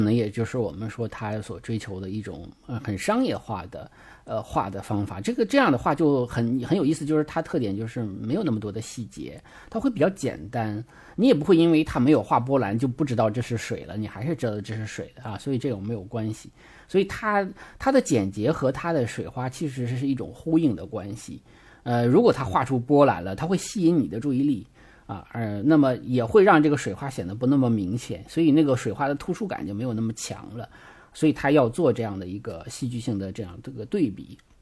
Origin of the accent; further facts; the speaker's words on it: China; 因为我们中国人的中国画里的技法有那像泼墨大写意是吧？